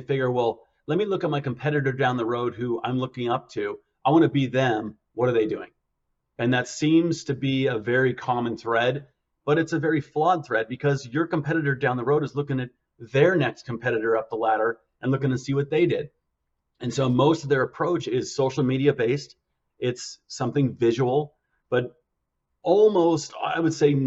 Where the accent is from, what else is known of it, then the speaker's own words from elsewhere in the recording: Park City, Utah, United States; moved away; also born or lived in Scottsdale, Arizona; I grew up in Park City, Utah.